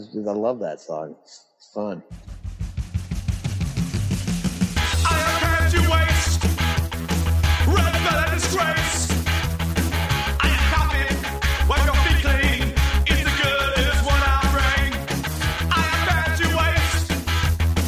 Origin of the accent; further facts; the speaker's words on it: Texas, United States; when I was growing up in Texas